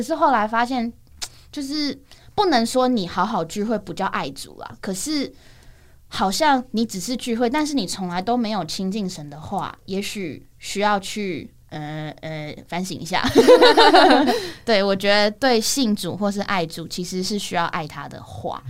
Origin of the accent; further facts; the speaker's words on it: Banqiao, New Taipei City, Taiwan; 因为我自己从小就在新北市，在板桥